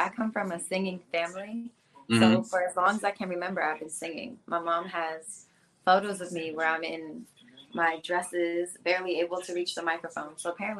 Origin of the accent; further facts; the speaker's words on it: Hilton Head, South Carolina, United States; moved away as an adult; now in Atlanta, United States; Hilton Head, South Carolina.